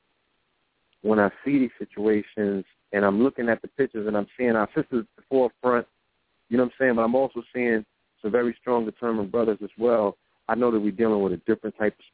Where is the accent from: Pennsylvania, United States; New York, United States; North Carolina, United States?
New York, United States; I'm from New York.